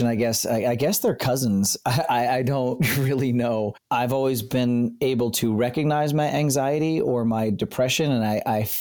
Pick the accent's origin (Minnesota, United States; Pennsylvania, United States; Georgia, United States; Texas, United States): Pennsylvania, United States; South Central; grew up in South Central Pennsylvania.